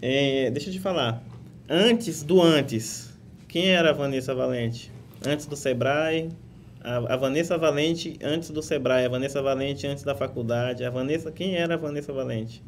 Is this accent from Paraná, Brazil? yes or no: no; Rondônia, Brazil; moved away; Até hoje eu falo porta, portão, e eu nasci em Rondônia